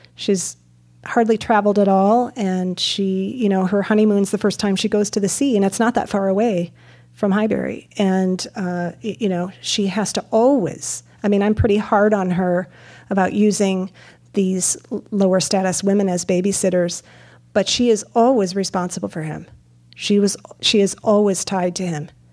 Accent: Midwest, United States; I'm from the Midwest

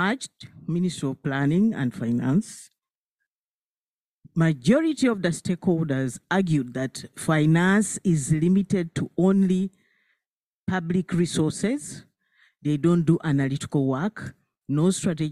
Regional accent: Uganda; I'm from Uganda, a developing country

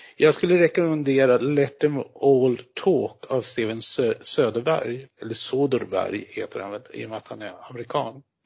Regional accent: Norrbotten County, Sweden; som norrbottning

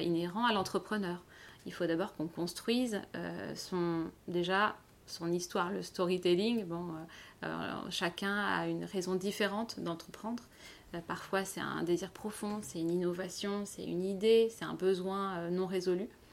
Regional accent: Paris, Île-de-France, France; moved away as an adult; now in Lausanne, Switzerland; je suis originaire de Paris euh, et je suis arrivée dans la région il y a 4 ans.

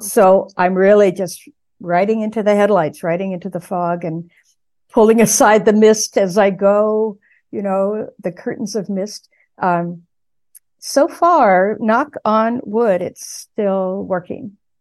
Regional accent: San Gabriel Valley, California, United States; also born or lived in Pasadena, California; now in New England, United States; I was born in Pasadena. I grew up in the San Gabriel Valley, uh, to the east of Los Angeles.

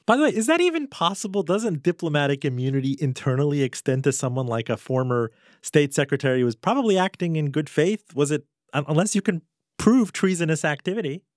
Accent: Miami, Florida, United States; growing up in Miami in the nineteen eighties

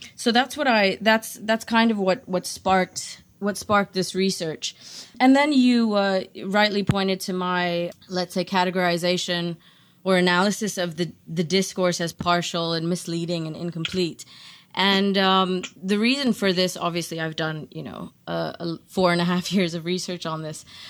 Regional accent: South Africa; moved away; also born or lived in Netherlands; I'm South African myself

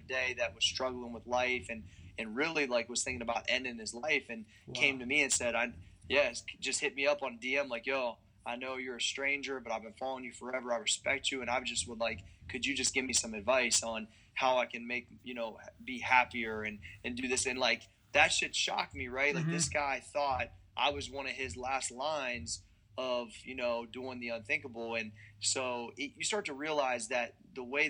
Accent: Ohio Valley, United States; moved away as an adult; also born or lived in Columbus, Ohio; That's all we really knew growing up in the Ohio Valley

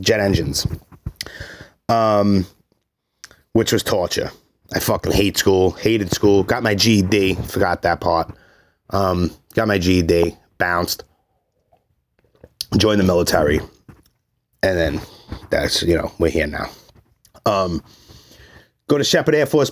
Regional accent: New York City, New York, United States; I'm from Brooklyn.

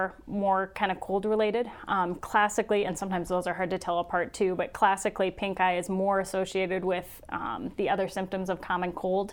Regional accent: Sioux Falls, South Dakota, United States; I'm in Sioux Falls, South Dakota, and I'm originally from Sioux Falls, so I'm very happy to be back home.

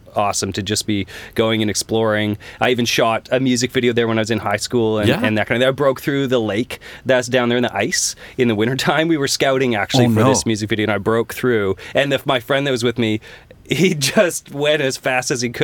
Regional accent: Kelowna, British Columbia, Canada; Born and raised

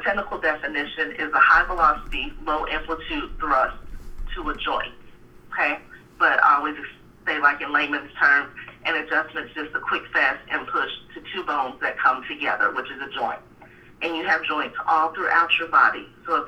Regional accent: Dallas, Texas, United States; also born or lived in Waco, Texas / Pasadena, Texas; I'm from Dallas, born and raised

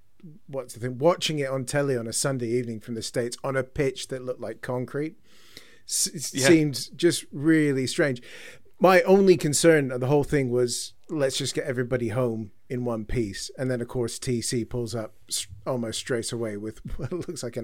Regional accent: Croydon, London, United Kingdom; also born or lived in Canada; Got thrown into high school and had that quickly beaten out of me by a good Croydon upbringing

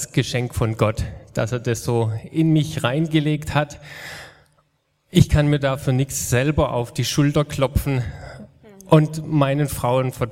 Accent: Mohnbachtal, Baden-Württemberg, Germany; also born or lived in Meisenbach; Aufgewachsen bin ich im Mohnbachtal, da waren meine Eltern die Hauseltern, so hat man es damals noch genannt. Mit 14 sind wir nach Meisenbach umgezogen

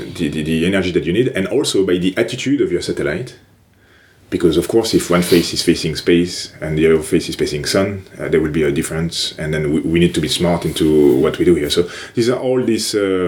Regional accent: France; English is a second language; moved away as an adult; Well, first of all, I actually had the first experience abroad in Toronto, in Canada, for my last year of master's degree in engineering.

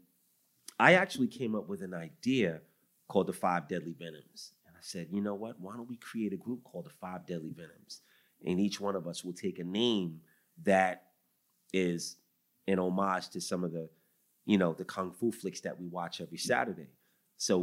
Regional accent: New York City, New York, United States; growing up on Staten Island was everything, you know, and I grew up religious like everybody else.

